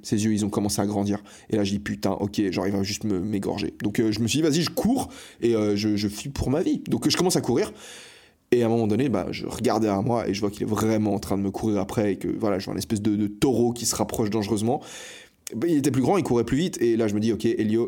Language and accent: French; Fribourg, Switzerland; now in Barcelona, Spain; je suis né à l'hôpital de Fribourg euh, je ne sais plus le nom de l'hôpital. Fribourg, c'est une ville en Suisse